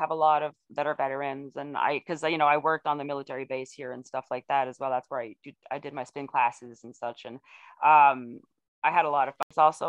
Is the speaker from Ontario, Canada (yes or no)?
yes; Ontario, Canada; also born or lived in Quebec; I was born in Ontario because my family were military, and so I'm a military brat